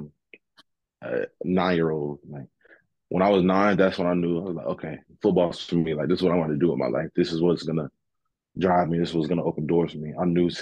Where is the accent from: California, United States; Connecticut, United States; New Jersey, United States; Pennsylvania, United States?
Connecticut, United States; New Haven; moved away as an adult; now in Alabama, United States; So my roots sit down here in New Haven, Connecticut, up here in New Haven, Connecticut.